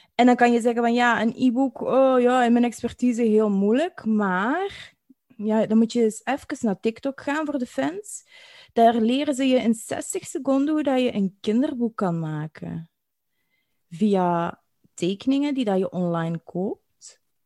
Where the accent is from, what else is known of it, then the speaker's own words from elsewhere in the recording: Belgium; accent: Belgian; wij als, als Belgen met ons accent